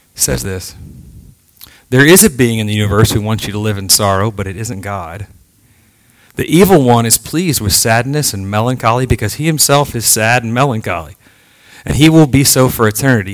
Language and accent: English; Texas, United States; moved away as an adult; now in Virginia, United States; I'm from Texas